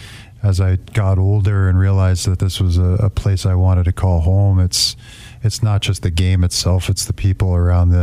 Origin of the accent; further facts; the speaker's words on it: New York, United States; moved away; also born or lived in Grand Rapids; I grew up in New York